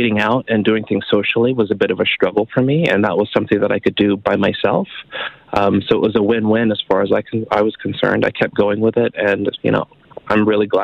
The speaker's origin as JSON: {"language": "English", "region": "California", "country": "United States", "also_born_or_lived": "Fort Richardson, Alaska", "moved": "as an adult", "lives_now": "Canada", "said": "I'm originally from California"}